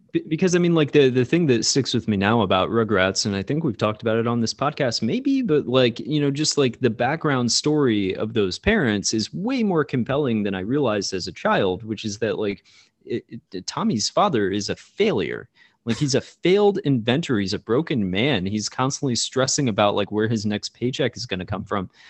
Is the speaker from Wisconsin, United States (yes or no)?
no; Florida, United States; we're both from Florida, which is, you know, not too far from that region or whatever